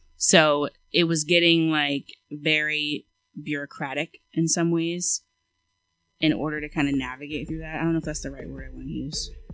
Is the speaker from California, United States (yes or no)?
no; Eastern Shore of Maryland, United States; moved away as an adult; also born or lived in Philadelphia, United States; now in Washington DC suburbs, United States; I'm from the Eastern Shore